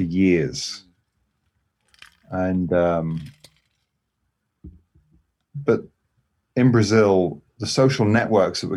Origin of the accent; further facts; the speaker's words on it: England, United Kingdom; moved away as an adult; also born or lived in Scotland; now in Los Angeles, United States; I'm English. I'm English, but I lived in Scotland. So I lived in Scotland